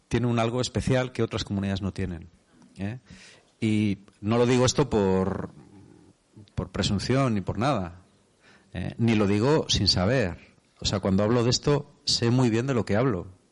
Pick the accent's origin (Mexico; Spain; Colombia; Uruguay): Spain; soy de España